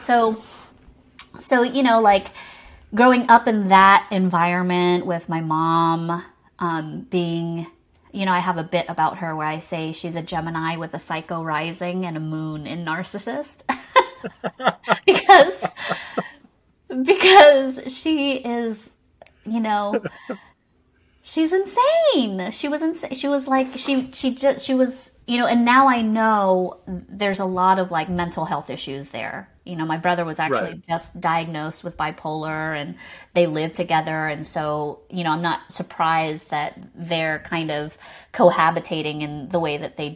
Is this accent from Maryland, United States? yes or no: no; Savannah, Georgia, United States; accent: Southern; I was born and raised in Savannah, Georgia, and my parents were immigrants